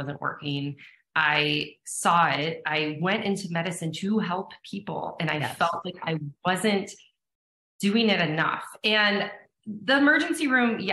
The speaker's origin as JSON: {"language": "English", "town": "Erie", "region": "Pennsylvania", "country": "United States", "tie": "born or raised there", "said": "I grew up in Erie, Pennsylvania"}